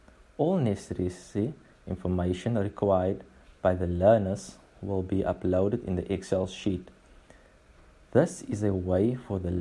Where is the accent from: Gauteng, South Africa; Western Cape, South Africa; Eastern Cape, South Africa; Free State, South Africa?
Eastern Cape, South Africa; Port Elizabeth; I am from the Eastern Cape, Port Elizabeth, Kubera.